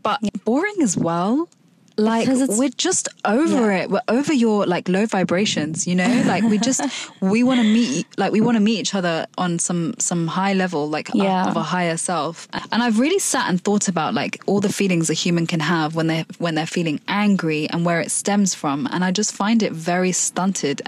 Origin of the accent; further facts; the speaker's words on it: London, United Kingdom; I've been brought up in London